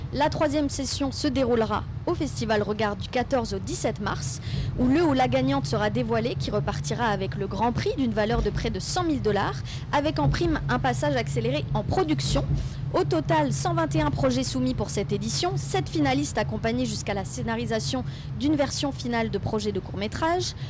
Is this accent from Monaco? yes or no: no; Breton, Brittany, France; je suis bretonne